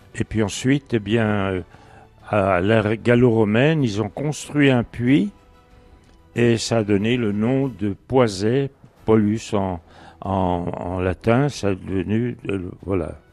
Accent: Dole, Bourgogne-Franche-Comté, France; c'est ma ville natale, donc depuis 1927. C'est cette ville où je suis né.

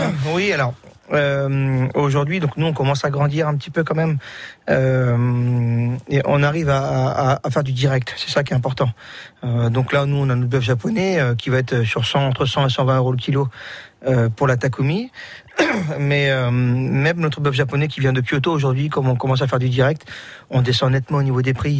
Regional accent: Sarthe, Pays de la Loire, France; chez nous, en Sarthe

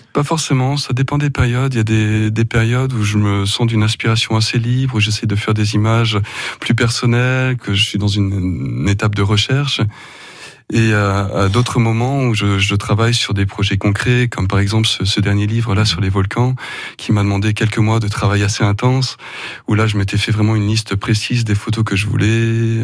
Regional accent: Ardèche, Auvergne-Rhône-Alpes, France; je suis né dans, les Alpes de Provence mhm. et mes parents se sont installés quand j'avais 5 ans à Chirol. Donc euh, j'ai grandi en Ardèche

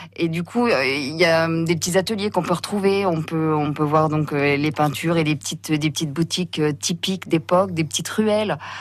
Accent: Vezin-le-Coquet, Brittany, France; moi je suis de Vesin-le-Coquet

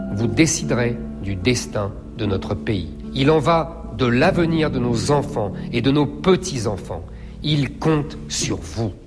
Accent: Seine-Saint-Denis, Île-de-France, France; Je suis né en Seine-Saint-Denis dans une famille modeste

